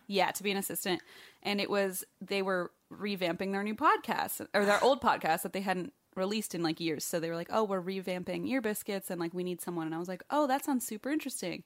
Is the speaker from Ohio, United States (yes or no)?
yes; Ohio, United States; moved away; my home state